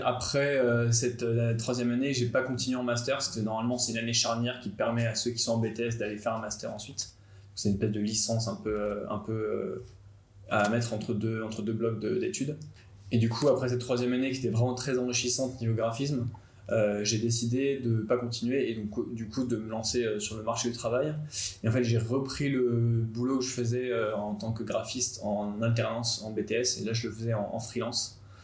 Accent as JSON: {"language": "French", "town": "Nantes", "region": "Pays de la Loire", "country": "France", "said": "J'ai 28 ans, je viens de Nantes, j'ai fait ma mana avec Paul à Nantes"}